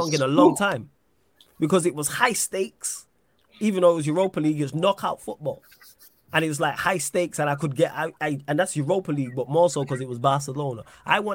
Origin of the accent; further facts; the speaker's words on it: England, United Kingdom; I'm English born and bred